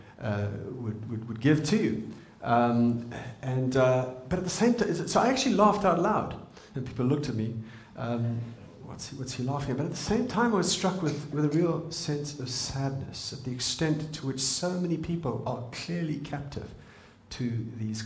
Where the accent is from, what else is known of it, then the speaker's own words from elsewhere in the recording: Zimbabwe; moved away; I'm from Zimbabwe